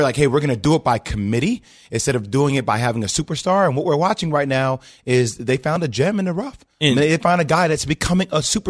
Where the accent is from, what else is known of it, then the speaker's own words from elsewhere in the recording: New Jersey, United States; and I grew up in New Jersey, Big East basketball.